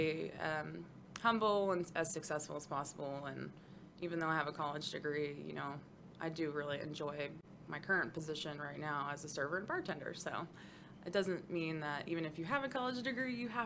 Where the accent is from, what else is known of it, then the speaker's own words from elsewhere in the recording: West Texas, United States; I wasn't born, but I was raised in West Texas and grew up